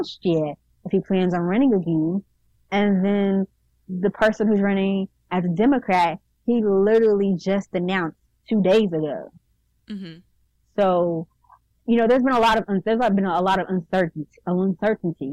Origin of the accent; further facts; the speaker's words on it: Houston, Texas, United States; moved away as an adult; also born or lived in Arkansas; now in Little Rock, United States; I was growing up in Houston